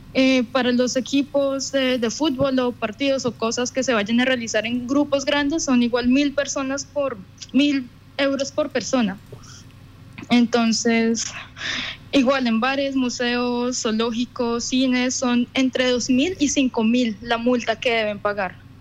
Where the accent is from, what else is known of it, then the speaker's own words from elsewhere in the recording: Colombia; moved away as an adult; now in Düsseldorf, Germany; yo digo que soy de Colombia